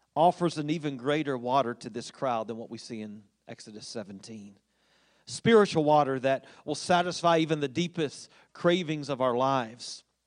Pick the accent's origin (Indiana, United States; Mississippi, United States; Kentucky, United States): Kentucky, United States; Winchester; growing up in Winchester